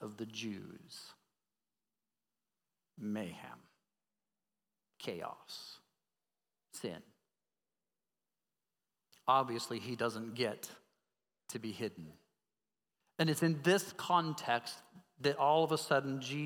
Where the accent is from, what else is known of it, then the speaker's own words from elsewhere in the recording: Colorado Springs, Colorado, United States; I grew up in Colorado Springs. We were mountain men.